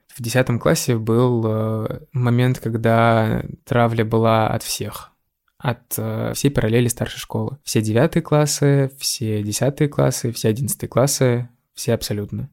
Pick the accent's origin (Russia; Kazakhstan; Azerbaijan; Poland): Russia; Raduzhny; небольшой сибирский город, в котором я родился и вырос.